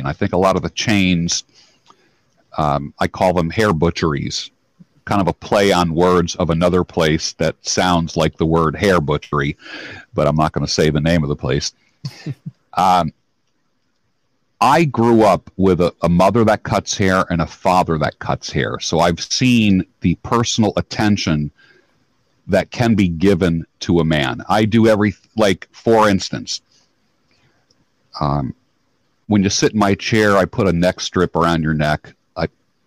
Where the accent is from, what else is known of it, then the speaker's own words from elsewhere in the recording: New York, United States; moved away as an adult; now in Philadelphia, United States; I live in Philadelphia. I am from New York